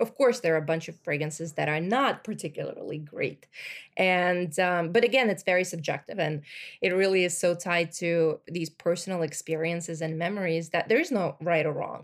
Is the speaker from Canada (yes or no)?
no; Russia; moved away; when I was growing up in the eighties and, like, early nineties